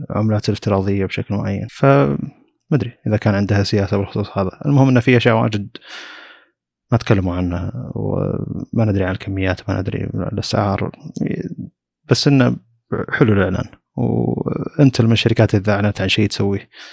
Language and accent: Arabic; Saudi Arabia; عندنا في السعوديه